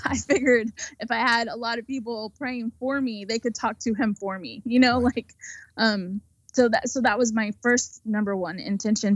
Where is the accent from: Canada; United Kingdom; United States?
United States